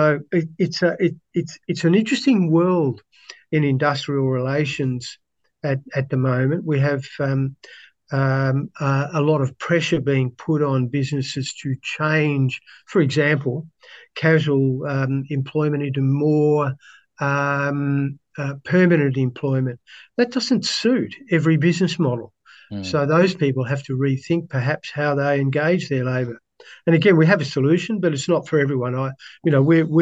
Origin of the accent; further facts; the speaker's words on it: Melbourne, Victoria, Australia; I grew up in Melbourne